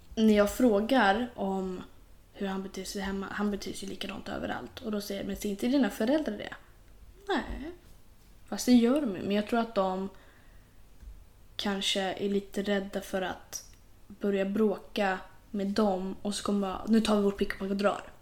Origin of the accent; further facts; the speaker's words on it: Sweden; Vi är ju svenskar.